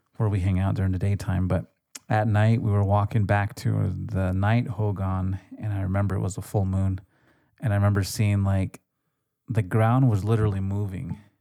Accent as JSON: {"language": "English", "country": "United States", "tie": "born or raised there", "said": "growing up on the res"}